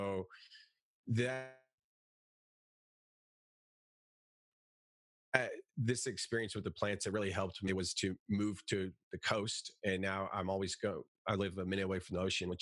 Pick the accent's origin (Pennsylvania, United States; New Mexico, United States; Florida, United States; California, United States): California, United States; Silicon Valley; I'm from Silicon Valley